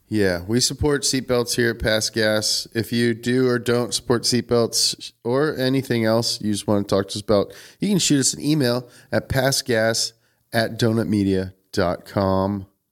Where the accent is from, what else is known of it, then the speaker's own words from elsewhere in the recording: New Hampshire, United States; I'm from New Hampshire